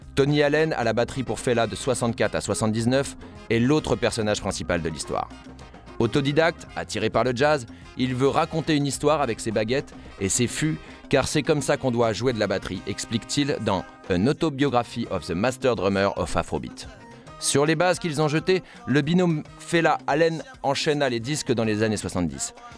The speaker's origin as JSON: {"language": "French", "country": "France", "said": "chez nous, en France"}